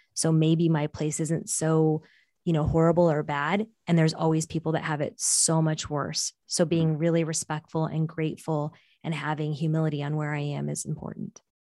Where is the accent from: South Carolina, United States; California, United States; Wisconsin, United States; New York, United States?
California, United States; Bay Area, Silicon Valley; first language Portuguese; English is a second language; grew up in the Bay Area in the Silicon Valley